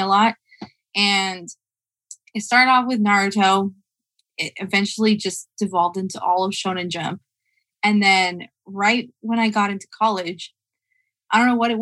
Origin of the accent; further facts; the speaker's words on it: Lake Los Angeles, California, United States; also born or lived in Palmdale, California / Pearblossom, California; throughout most of my childhood, I lived in a small area called Lake Los Angeles